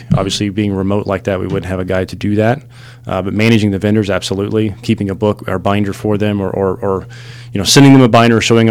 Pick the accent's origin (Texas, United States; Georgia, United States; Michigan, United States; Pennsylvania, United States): Texas, United States; Midland; I grew up in West Texas in a little town called Midland. I know I don't sound like it. Sometimes